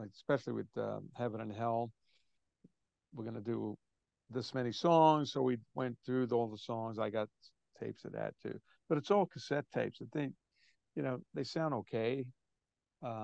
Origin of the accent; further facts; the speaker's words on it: New York City, New York, United States; I'm from New York, but Brooklyn, New York, and I'm Italian